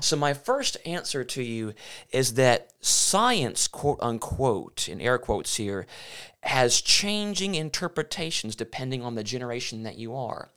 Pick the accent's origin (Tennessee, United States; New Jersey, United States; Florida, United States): Tennessee, United States; Memphis; also born or lived in Michigan; I was born in Memphis, Tennessee. I spent twenty-three years of my life under Bishop Don Johnson at Railroad Church there in Memphis.